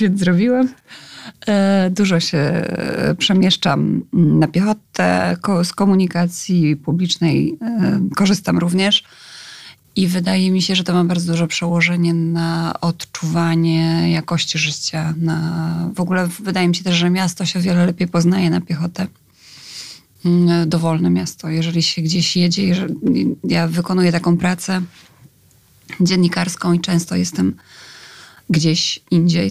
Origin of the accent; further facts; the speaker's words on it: Skierniewice, Łódź Voivodeship, Poland; moved away as an adult; also born or lived in Wrocław; Ja sama jestem z małego miasta. Mieszkałam przez wiele lat w Skierniewicach, dopiero na studia wyjechałam do Wrocławia.